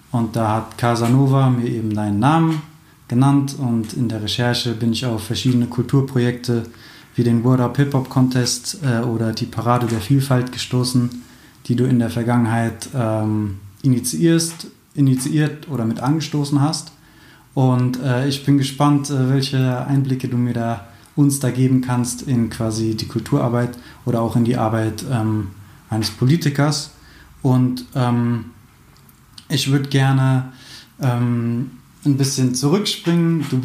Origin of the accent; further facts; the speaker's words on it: Frankfurt, Hesse, Germany; Meine Heimatstadt ist unter Synonymen wie Frankfurt, Bankfurt, Manhattan oder Hauptstadt des Verbrechens bekannt.